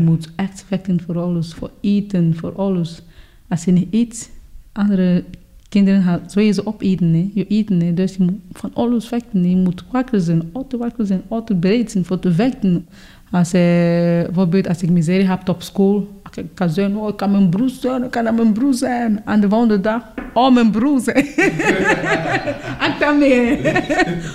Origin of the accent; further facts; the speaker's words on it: Cameroon; now in Belgium; Ik ben van Cameroen